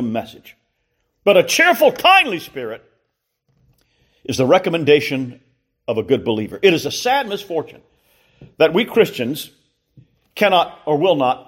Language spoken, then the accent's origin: English; Columbia, South Carolina, United States; growing up in Columbia, South Carolina, in the mid-60s and into the early 70s